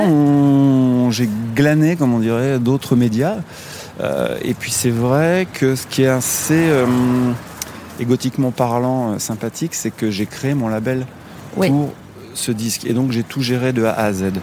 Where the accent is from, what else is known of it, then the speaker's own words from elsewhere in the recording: Nevers, Bourgogne-Franche-Comté, France; moved away as an adult; now in Paris, France; Nevers, ma ville natale